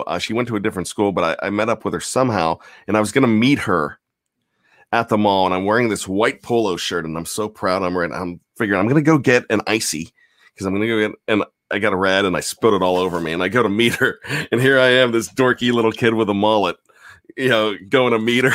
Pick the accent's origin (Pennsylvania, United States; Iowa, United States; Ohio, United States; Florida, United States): Pennsylvania, United States; Johnstown; where I grew up was Johnstown